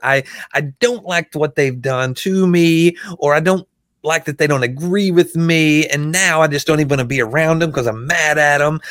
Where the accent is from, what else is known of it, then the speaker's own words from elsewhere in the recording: Arkansas, United States; I'm from Arkansas